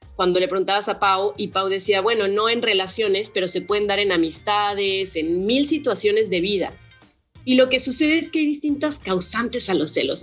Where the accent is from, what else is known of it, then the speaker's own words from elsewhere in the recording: Guadalajara, Jalisco, Mexico; soy una morra mexicana, soy de Guadalajara